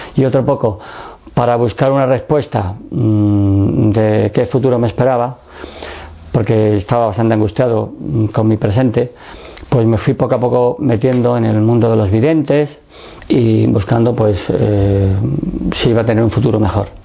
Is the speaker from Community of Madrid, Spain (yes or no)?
yes; Madrid, Community of Madrid, Spain; also born or lived in Seville / Écija; nací en Sevilla y estuve viviendo hasta los 7 años en, en Écija, un pueblo de Sevilla, muy conocido, eh, donde más calor hace en toda España. y allí estuve estudiando con los salesianos y luego ya mm, tuvimos que emigrar a Madrid